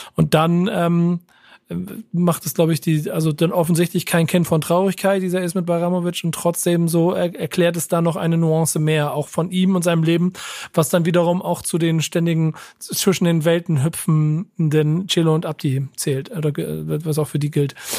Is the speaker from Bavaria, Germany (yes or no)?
no; Hamburg, Germany; in Hamburg geboren und äh, auch Familienbaumstamm äh, entsprechend ähm, hamburgerisch.